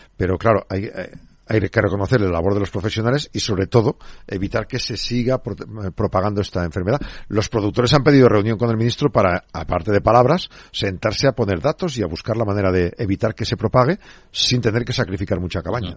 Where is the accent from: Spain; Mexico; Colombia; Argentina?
Spain; Neila, Castile and León; en mi, en mi pueblo, en Neila, que son noventa y pico, cien habitantes